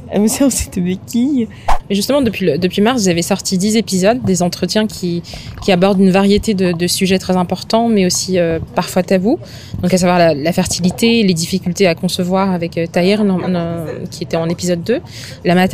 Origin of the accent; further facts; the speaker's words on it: Madagascar; en tant que malgache